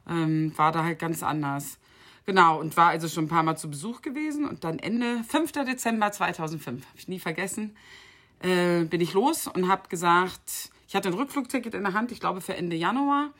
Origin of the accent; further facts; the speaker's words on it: Bennigsen, Lower Saxony, Germany; moved away as an adult; also born or lived in Dubai; FC Bennigsen in meinem Heimatdorf